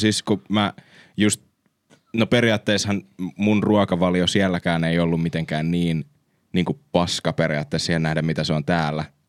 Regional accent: Finland; me ollaan Suomesta

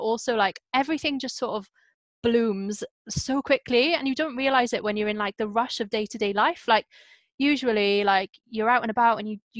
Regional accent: Wales, United Kingdom; growing up in Wales

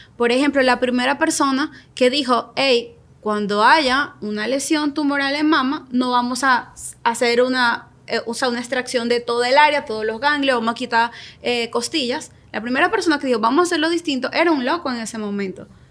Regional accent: Venezuela; moved away as an adult; yo soy venezolana, llegué a este país hace cinco años, seis años

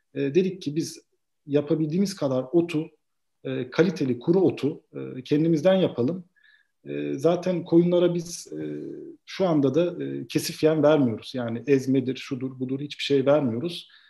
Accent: Edremit, Balıkesir, Turkey; also born or lived in Vienna, Austria; ilkokul, ortaokul, lise burada Edremit'te büyüdüm.

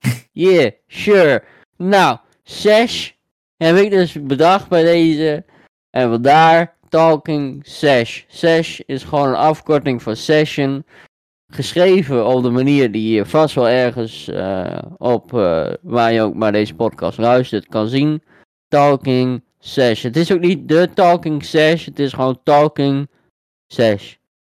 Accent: Deventer, Overijssel, Netherlands; ik kom uit Deventer

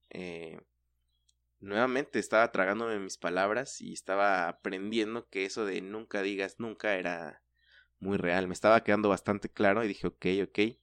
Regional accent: Mexico; nuestra cultura como mexicanos

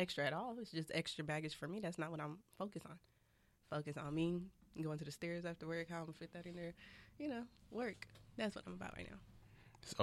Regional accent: Los Angeles, California, United States; I was raised out here

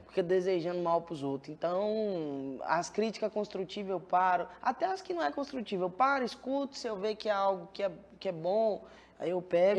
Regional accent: Goiânia, Goiás, Brazil; Eu nasci em Goiânia mesmo.

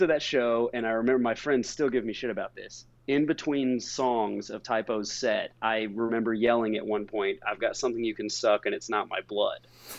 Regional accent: Indiana, United States; I was growing up in Indiana

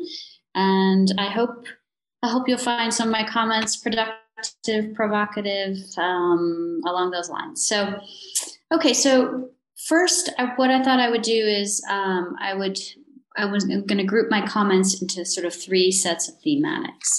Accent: United States; moved away as an adult; now in South Africa; being American, trained in the US, but having been based in the South African Academy for the last 15 years

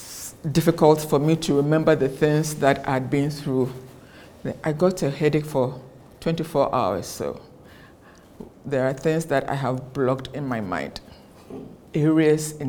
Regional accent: Ghana; I am from Ghana

